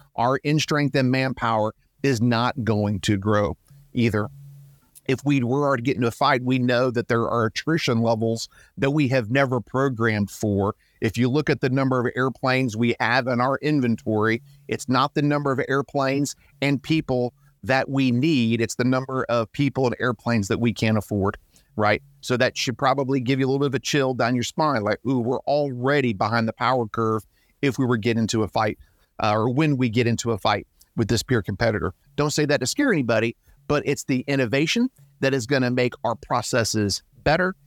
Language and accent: English; Georgia, United States; I'm from Georgia